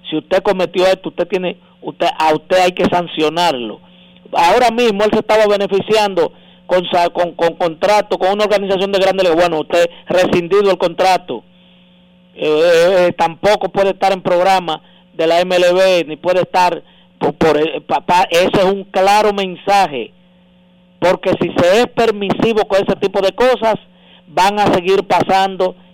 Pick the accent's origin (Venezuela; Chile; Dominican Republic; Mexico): Dominican Republic; nosotros somos especialistas los dominicanos en, en perdonar eh, actos eh, repudiables